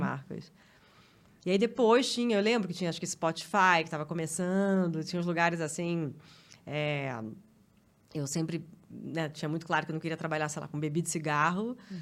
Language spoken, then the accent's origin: Portuguese; Rio de Janeiro, Brazil; moved away as an adult; now in São Paulo, Brazil; minha mãe mora num apartamento onde eu cresci lá no Rio